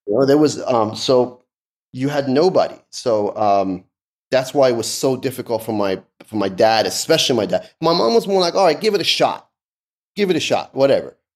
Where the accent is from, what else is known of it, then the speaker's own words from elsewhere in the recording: Los Angeles, California, United States; English is a second language; also born or lived in Tehran, Iran / London, England; I grew up in Canoga Park, which is an area that's like in the San Fernando Valley